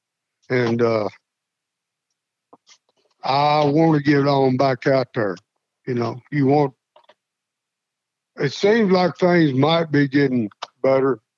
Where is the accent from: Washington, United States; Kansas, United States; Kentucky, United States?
Kentucky, United States; Slaughters; I grew up on Rural Route 1, Slaughter's, Kentucky